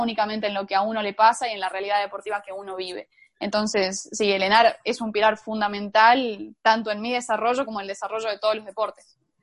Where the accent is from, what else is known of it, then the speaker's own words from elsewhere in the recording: La Rioja, Argentina; me vine a la casa de mis padres, a La Rioja